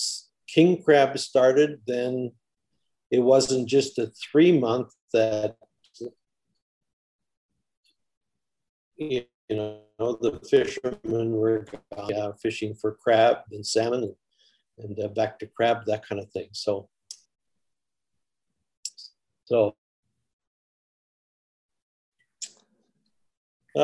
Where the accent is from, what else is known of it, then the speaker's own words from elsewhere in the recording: Afognak, Alaska, United States; also born or lived in Kodiak, Alaska; I spent my formative years in Afognak village.